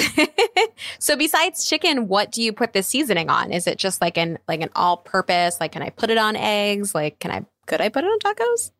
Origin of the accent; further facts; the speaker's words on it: East Coast, United States; now in California, United States; I grew up in the East Coast